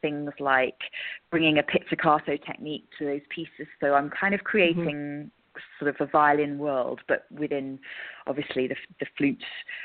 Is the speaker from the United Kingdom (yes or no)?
yes; England, United Kingdom; now in Scotland; obviously I'm English